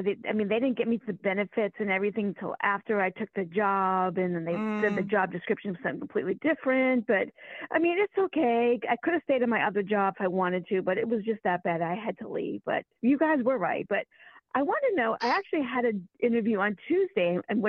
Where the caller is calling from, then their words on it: Virginia, United States; from Virginia.